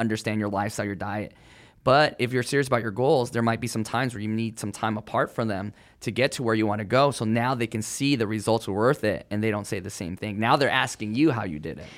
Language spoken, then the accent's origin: English; California, United States; I grew up in California